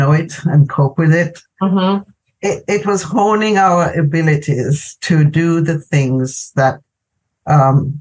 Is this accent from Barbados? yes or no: no; Jamaica; moved away as an adult; I'm originally from Jamaica